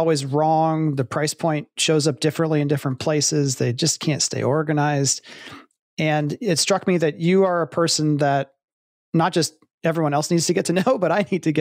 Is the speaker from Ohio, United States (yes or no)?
yes; Columbus, Ohio, United States; I grew up in Columbus, Ohio, shadow of the university